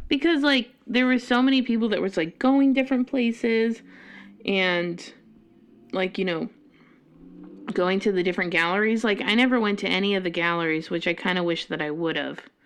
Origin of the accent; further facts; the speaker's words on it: Colorado, United States; now in Monroe, Washington, United States; I'm from Colorado